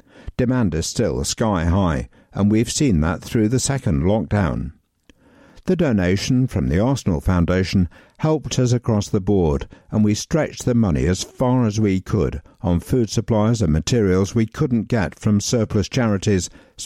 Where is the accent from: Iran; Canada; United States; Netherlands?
Netherlands; now in London, United Kingdom; I'm from the Netherlands, but I lived near Emirates Stadium until recently moving to East London as part of my job